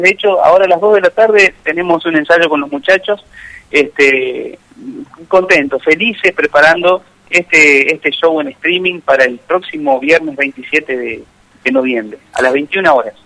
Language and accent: Spanish; Vera, Santa Fe, Argentina; now in Buenos Aires, Argentina; Vera es, mi pueblo, está a 250 kilómetros de la capital Santa santafesina